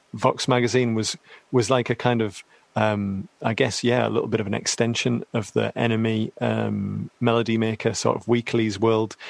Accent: Teesside, North East England, United Kingdom; I'm from Teesside

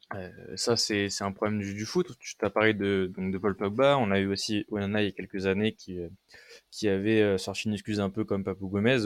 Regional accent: France; je suis français

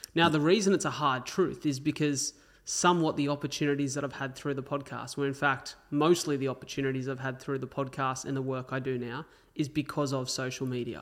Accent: Wollongong, New South Wales, Australia; also born or lived in Melbourne; I grew up in Wollongong

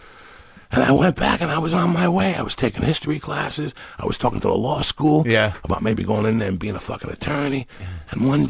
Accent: New York, United States; also born or lived in Colorado; that was a special thing about growing up in New York those days.

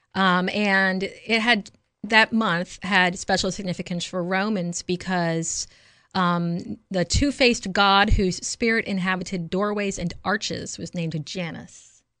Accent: the South, United States; I was raised as a Southerner

